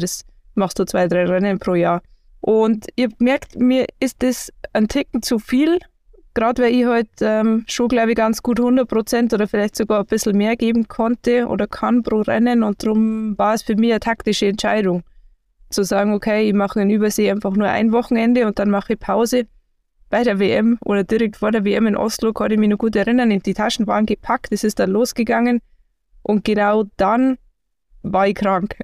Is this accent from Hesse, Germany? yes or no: no; Garmisch-Partenkirchen, Bavaria, Germany; ich komme aus Garmisch-Partenkirchen, habe mit Skifahren angefangen